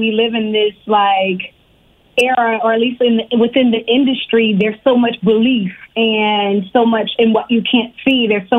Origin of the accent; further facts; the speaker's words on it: Richmond, Virginia, United States; I was born in New York, in Harlem, but I grew up in Virginia. I grew up in Richmond, Virginia, the 804.